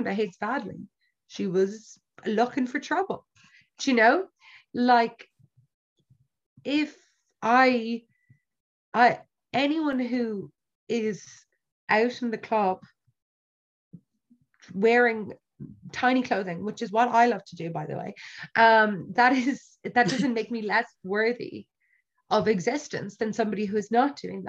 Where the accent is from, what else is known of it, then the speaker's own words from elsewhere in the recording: Ireland; for us as Irish people